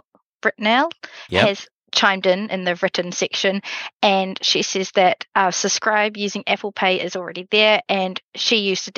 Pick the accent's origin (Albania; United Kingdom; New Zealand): New Zealand; I'm a Kiwi.